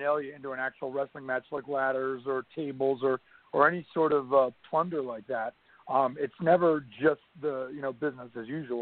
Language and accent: English; North Carolina, United States; growing up in North Carolina, watching Jim Crockett Promotions